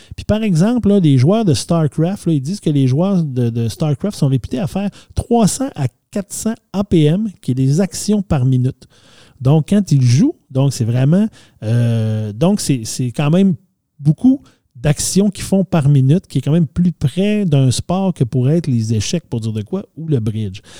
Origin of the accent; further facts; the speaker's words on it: Saguenay, Quebec, Canada; quand on était jeunes, nous au Saguenay